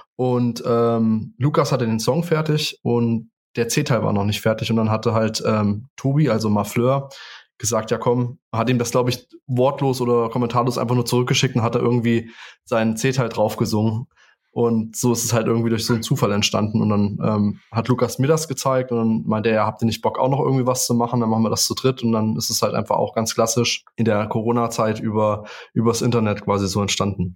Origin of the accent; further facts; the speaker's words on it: Spangenberg, Hesse, Germany; Ich komme aus Spangenberg